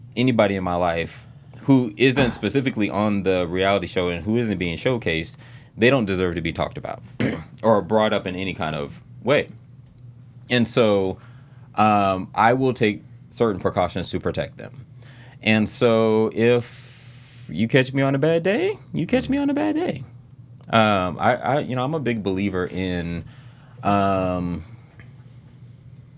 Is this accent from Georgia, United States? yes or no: yes; Savannah, Georgia, United States; I grew up in Savannah, Georgia